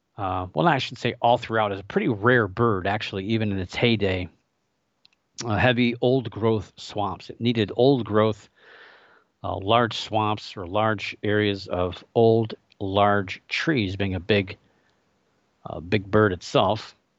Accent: Ohio, United States; moved away; my home state of Ohio

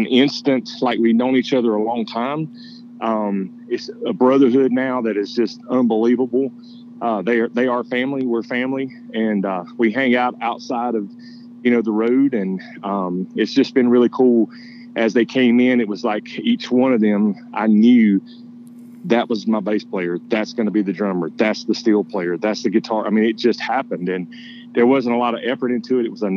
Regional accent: Georgia, United States; now in Nashville, United States; I was actually born in Nashville, Tennessee, and then moved when I was younger to Georgia. That's where I grew up

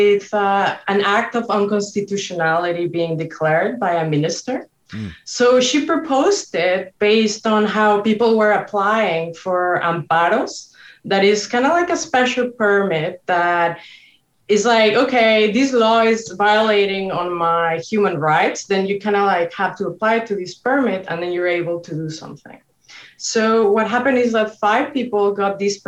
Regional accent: Mexico; moved away; growing up in Mexico

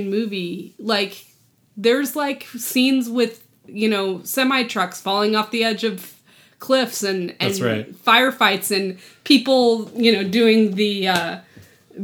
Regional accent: New Mexico, United States; White Sands, New Mexico, which is a place where I grew up

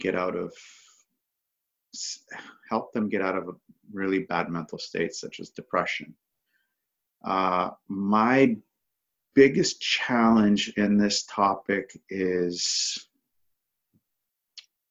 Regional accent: Toronto, Ontario, Canada; I'm from Toronto, Ontario, Canada

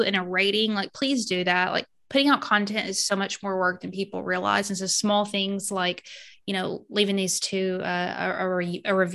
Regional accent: Arkansas, United States; also born or lived in Missouri; now in Georgia, United States; Arkansas, born and raised there. I spent a few years in Missouri and then I'm in Georgia now

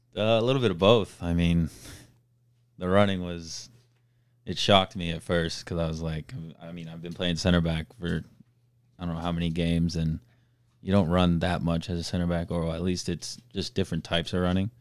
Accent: Melbourne, Florida, United States; I was born and raised in Melbourne, Florida

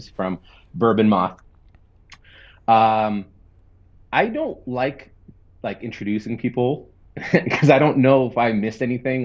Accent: Seattle, Washington, United States; I grew up in Seattle

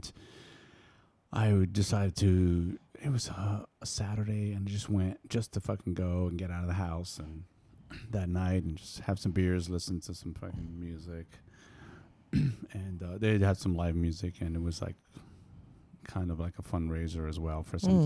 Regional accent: East Coast, United States; moved away; I'm originally from East Coast, and I've been here for a little while.

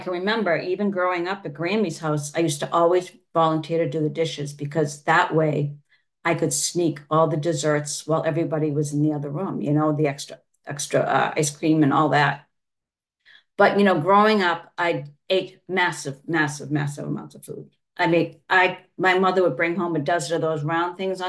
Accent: Massachusetts, United States; I'm from Massachusetts

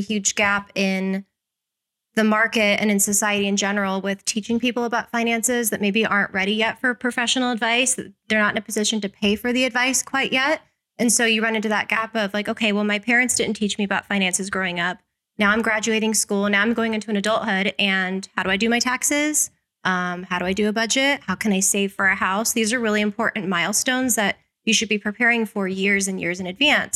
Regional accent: Las Vegas, Nevada, United States; I was born and raised here in Las Vegas

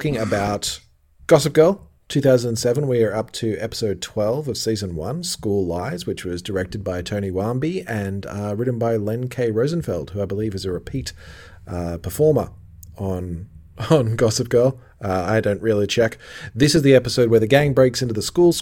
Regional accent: Australia; there was a school in my hometown that had a swimming pool internally.

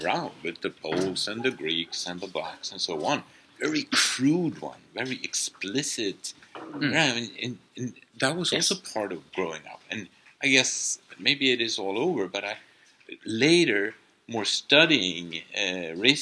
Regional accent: Sweden; growing up in Sweden

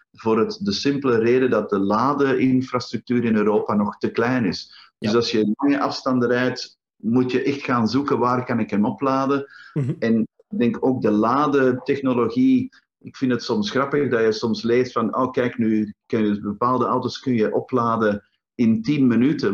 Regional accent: Antwerp, Flanders, Belgium; in Antwerpen, uh, mijn thuisstad

